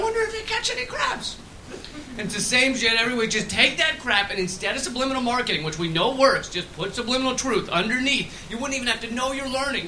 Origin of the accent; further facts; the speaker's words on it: United States; accent: American; you might be able to tell by the accent. I'm American.